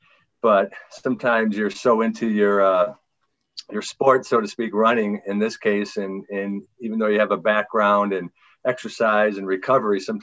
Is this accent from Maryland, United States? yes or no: no; Green Bay, Wisconsin, United States; I'm from Green Bay, Wisconsin